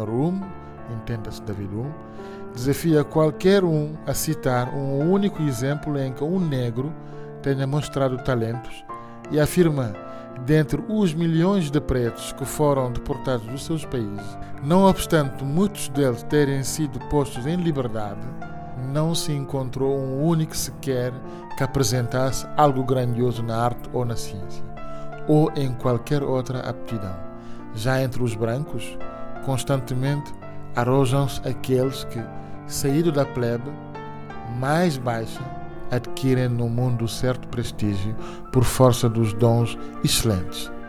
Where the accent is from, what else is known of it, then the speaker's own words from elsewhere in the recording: Cape Verde; also born or lived in Angola / Lisbon, Portugal; Angola, mas depois em Cabo antes. cresci em Cabo Verde, também estudei em Lisboa